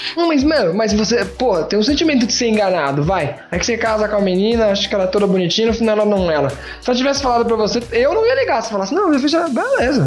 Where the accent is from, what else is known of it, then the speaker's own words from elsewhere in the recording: Brazil; como brasileiro